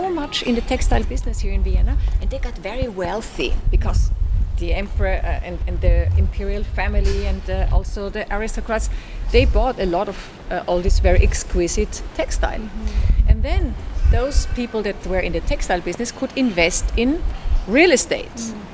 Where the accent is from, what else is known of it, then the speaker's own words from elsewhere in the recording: Estonia; English is a second language; I'm from Estonia, Russia.